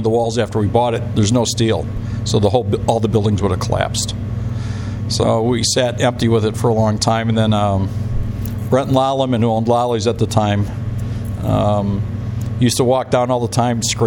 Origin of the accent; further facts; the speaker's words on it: Indiana, United States; moved away as an adult; now in Bettendorf, United States; I'm from Indiana